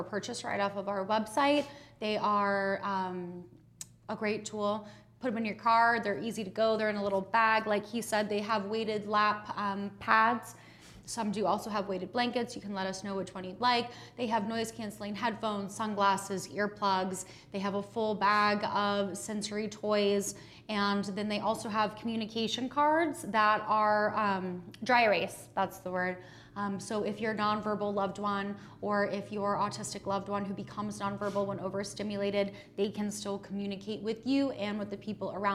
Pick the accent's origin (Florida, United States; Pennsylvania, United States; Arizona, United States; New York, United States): Florida, United States; now in Oklahoma, United States; I'm from Florida